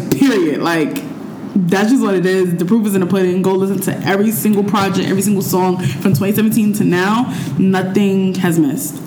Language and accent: English; New York City, New York, United States; I'm just from Harlem